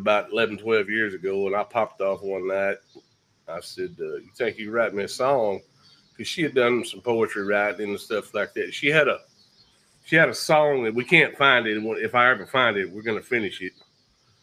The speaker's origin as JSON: {"language": "English", "town": "Jacksonville", "region": "Texas", "country": "United States", "said": "I'm from East Texas, Jacksonville"}